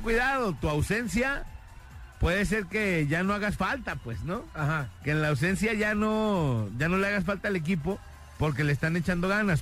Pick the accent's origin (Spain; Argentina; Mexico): Mexico; Guadalajara, Jalisco; todos somos jaliscienses, tapatíos